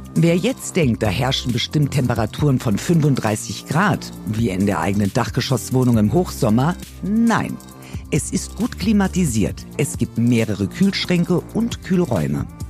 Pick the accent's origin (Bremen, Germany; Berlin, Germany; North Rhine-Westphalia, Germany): Berlin, Germany; als Berlinerin